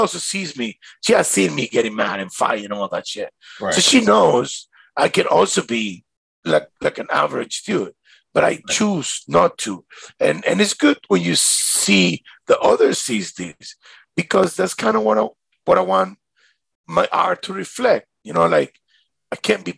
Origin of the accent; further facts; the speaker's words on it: Caracas, Capital District, Venezuela; now in Miami, United States; when I grew up in Venezuela